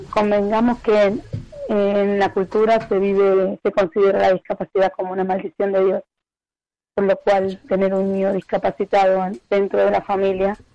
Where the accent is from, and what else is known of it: Argentina; moved away